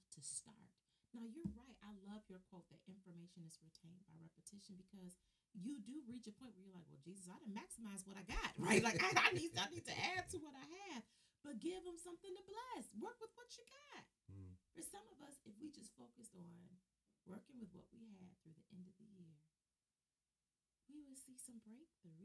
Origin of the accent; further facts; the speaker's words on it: Detroit, Michigan, United States; growing up in Detroit